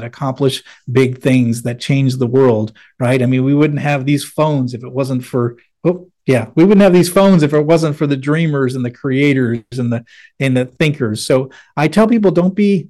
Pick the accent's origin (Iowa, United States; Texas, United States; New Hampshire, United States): New Hampshire, United States; Manchester; moved away; I grew up in Manchester, New Hampshire